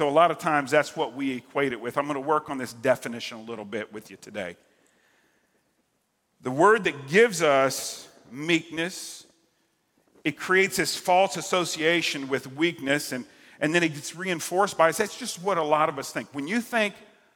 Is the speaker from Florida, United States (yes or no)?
yes; Central and South Florida, United States; that's kind of my neck of the woods growing up in Central and South Florida